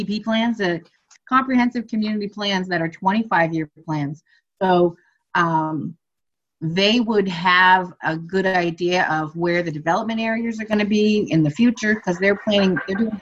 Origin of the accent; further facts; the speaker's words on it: Paqtnkek, Nova Scotia, Canada; in my own community, I'm from Bakunkeag